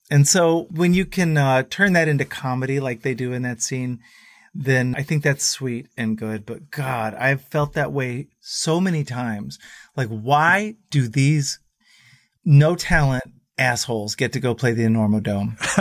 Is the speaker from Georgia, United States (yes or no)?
no; Dallas, Texas, United States; these Texan kids from the 90s